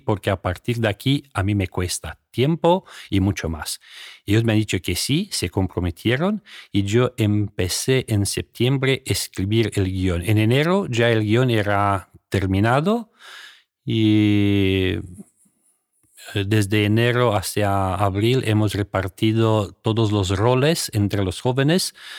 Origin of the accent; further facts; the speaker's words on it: Romania; Spanish is a second language; moved away as an adult; yo vino de Rumanía